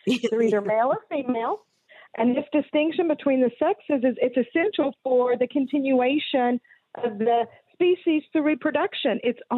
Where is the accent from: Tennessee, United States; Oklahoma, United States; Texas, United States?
Texas, United States; now in Arkansas, United States; I was born and raised in Texas, so I have to blame them for what some might call a speech impediment. And then I moved to Arkansas and have been there for 27 years.